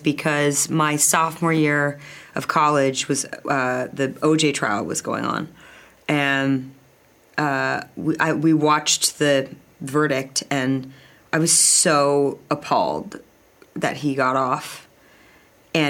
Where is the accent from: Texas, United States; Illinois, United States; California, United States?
California, United States; Los Angeles; I grew up in Bel Air